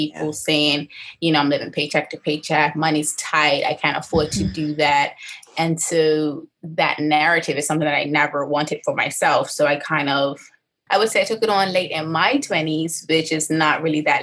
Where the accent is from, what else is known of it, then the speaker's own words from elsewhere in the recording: Bermuda; born and raised here in Bermuda, I spent most of my life on the east end of the island between St. George's, St. David's, and Crawl Bay, Hamilton Parish